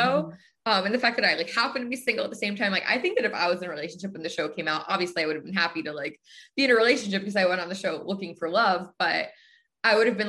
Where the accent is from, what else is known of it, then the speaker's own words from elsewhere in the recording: New Jersey, United States; moved away as an adult; also born or lived in Pennsylvania; now in Chicago, United States; I'm from the East Coast. Originally, I'm from New Jersey.